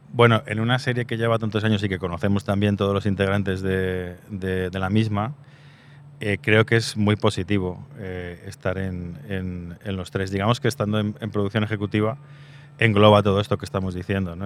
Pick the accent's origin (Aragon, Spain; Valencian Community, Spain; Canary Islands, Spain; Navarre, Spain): Aragon, Spain; Zaragoza; Soy de Zaragoza